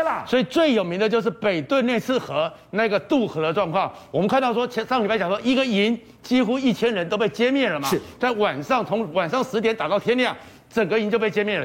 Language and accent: Chinese; Taiwan; 我们台湾人